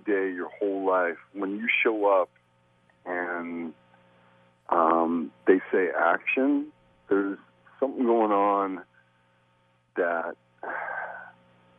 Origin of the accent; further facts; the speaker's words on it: Canada; growing up in Canada